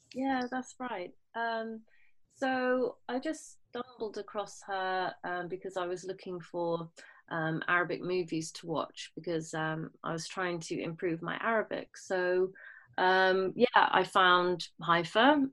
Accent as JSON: {"language": "English", "region": "London", "country": "United Kingdom", "tie": "born or raised there", "also_born_or_lived": "Bahrain", "said": "I was born in London and when my mum was fit enough to fly, um, I flew back to, well, I flew to Bahrain to grow. I, I lived there until I was nine. Um, my mum and dad split up. And um, yeah, and I stayed in London since"}